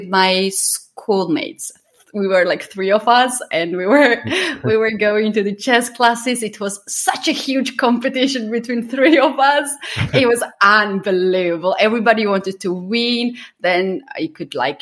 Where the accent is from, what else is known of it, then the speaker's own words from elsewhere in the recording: Georgia; English is a second language; I'm from Georgia